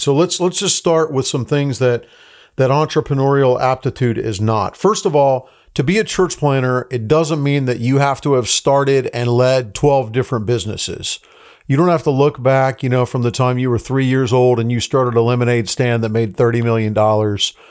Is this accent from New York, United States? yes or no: no; Tucson, Arizona, United States; moved away as an adult; also born or lived in Los Angeles, California; I grew up in Tucson, Arizona. So my, my, uh, family was from Los Angeles, but my dad was in ministry. So we ended up when I was twelve years old in Tucson, Arizona